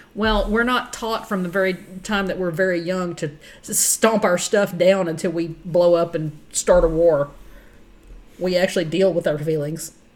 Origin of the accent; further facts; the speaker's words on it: Texas, United States; I'm from Texas